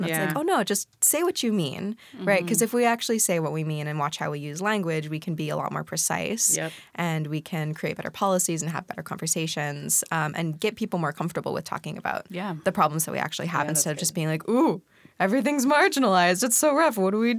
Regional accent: Pacific Northwest, United States; also born or lived in Hong Kong; Yeah, I'm … I grew up mostly in the Pacific Northwest, also half-time in Hong Kong.

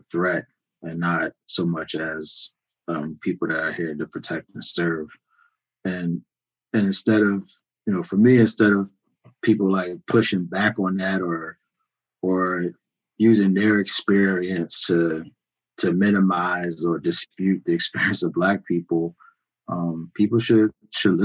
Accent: Philadelphia, Pennsylvania, United States; moved away as an adult; I grew up in Philadelphia, spent the first 25 years of my life in Philadelphia

